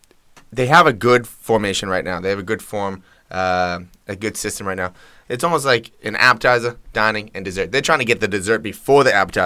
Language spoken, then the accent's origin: English; Boston, Massachusetts, United States; we're from Boston